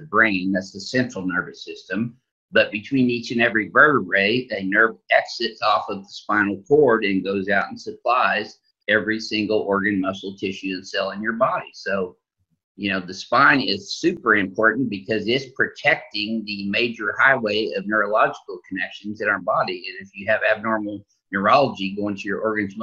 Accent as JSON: {"language": "English", "region": "Southern Illinois", "country": "United States", "tie": "born or raised there", "said": "in a tri-state area where I grew up in Southern Illinois"}